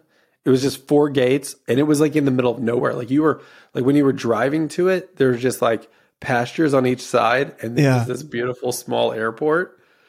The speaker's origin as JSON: {"language": "English", "region": "Louisiana", "country": "United States", "tie": "born or raised there", "moved": "yes", "said": "my homeland, Louisiana"}